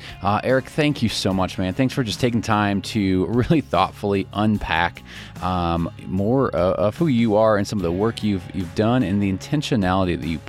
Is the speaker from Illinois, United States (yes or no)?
yes; Chicago, Illinois, United States; born or raised there